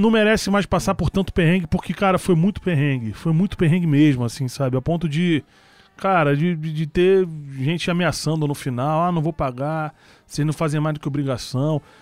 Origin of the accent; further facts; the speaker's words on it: Rio de Janeiro, Brazil; Na Uruguai, eu nasci na Uruguai 138